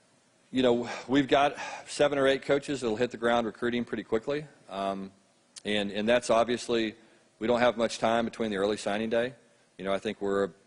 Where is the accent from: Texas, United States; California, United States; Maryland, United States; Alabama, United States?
Texas, United States; growing up in Texas